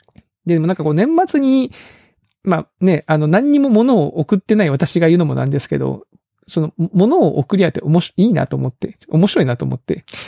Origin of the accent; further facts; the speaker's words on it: Kagoshima, Japan; now in Kyoto, Japan; 鹿児島のスーパーよ、鹿児島。僕の出身地。